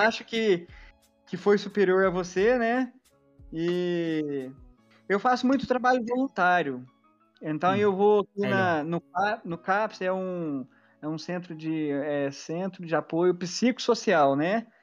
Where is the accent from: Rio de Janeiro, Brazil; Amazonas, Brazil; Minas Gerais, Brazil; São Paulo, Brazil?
Minas Gerais, Brazil; eu sou de Minas Gerais